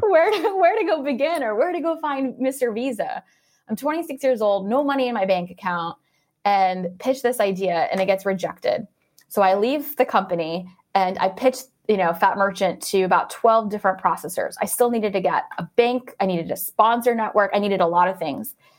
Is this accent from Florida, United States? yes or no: yes; Orlando, Florida, United States; I'm actually from Orlando, Florida